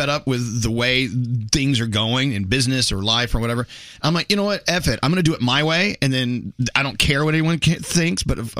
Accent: Texas, United States; I grew up in Texas. It's the land of cattle.

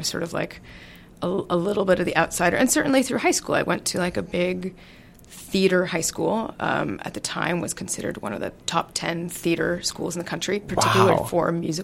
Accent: Seattle, Washington, United States; I'm from Seattle

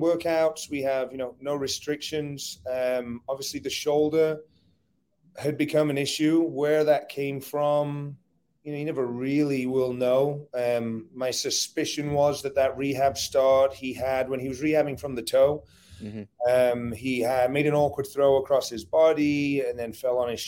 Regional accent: England, United Kingdom; moved away as an adult; now in United States; I grew up in England

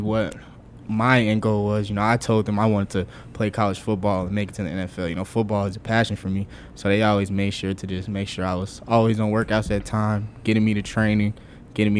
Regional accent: Chicago, Illinois, United States; born or raised there; moved away as an adult; now in Nebraska, United States

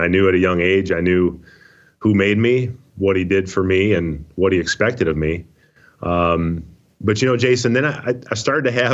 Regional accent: Minnesota, United States; I grew up in Minnesota, rooted for the Vikings.

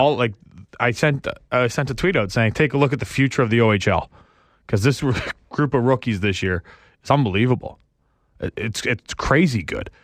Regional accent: Canada; I'm not from here. I'm from Canada.

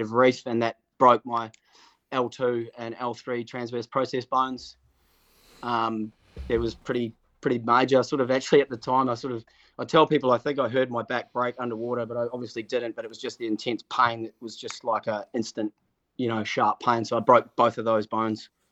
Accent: Auckland, New Zealand; born or raised there

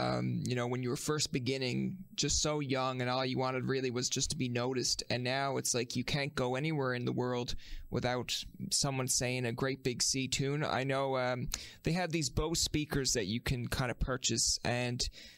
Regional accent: Newfoundland and Labrador, Canada; now in Ottawa, Canada; I guess I have to, because I'm a Newfoundlander, right?

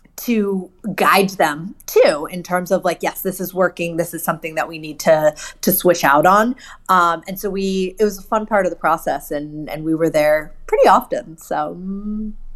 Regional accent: Hershey, Pennsylvania, United States; I grew up in Hershey, Pennsylvania

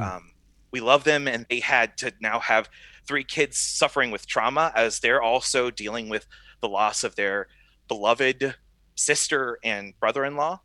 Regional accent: South Carolina, United States; now in South Bend, Indiana, United States; I was born in South Carolina, and I grew up in a faithful church

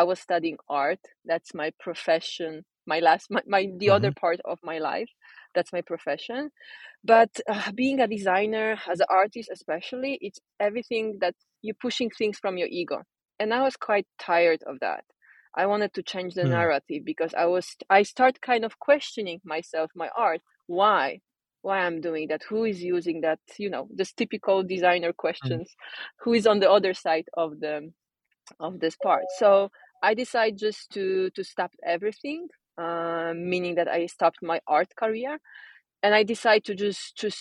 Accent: Poland; moved away as an adult; now in Sweden; I'm originally born and raised in Poland, but I've been moving and traveling for different places.

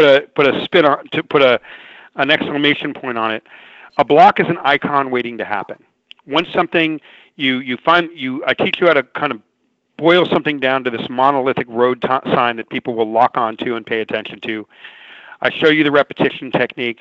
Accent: Los Angeles, California, United States; a kid that grew up in severe poverty, in and around down near downtown Los Angeles

